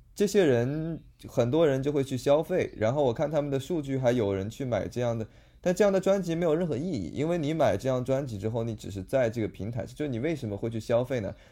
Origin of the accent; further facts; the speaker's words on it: Toronto, Ontario, Canada; moved away as an adult; now in Los Angeles, United States; 我是在多伦多长大的